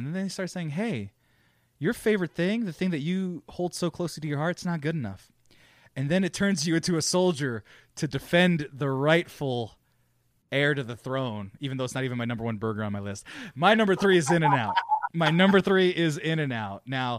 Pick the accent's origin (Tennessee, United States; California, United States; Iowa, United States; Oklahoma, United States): California, United States; Fresno; now in Texas, United States; I'm from Fresno, California.